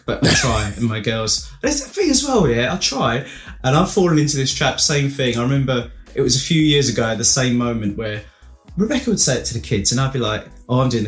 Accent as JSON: {"language": "English", "town": "Romford", "region": "London", "country": "United Kingdom", "moved": "as an adult", "lives_now": "Colchester, United Kingdom", "said": "I'm originally from Romford. And still, you know, go back home and see my folks."}